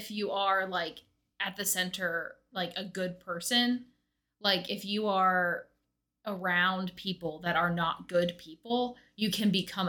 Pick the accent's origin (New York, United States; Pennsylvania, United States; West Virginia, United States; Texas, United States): West Virginia, United States; West Virginia.